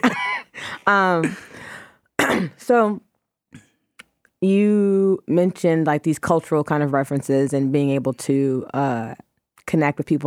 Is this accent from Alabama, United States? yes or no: yes; Alabama, United States; moved away; also born or lived in Atlanta; I was born in Alabama